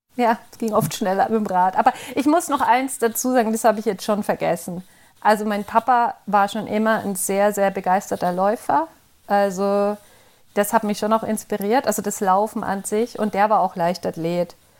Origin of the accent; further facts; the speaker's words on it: Middle Franconia, Bavaria, Germany; now in Freiburg, Germany; Ursprünglich komme ich aus Mittelfranken.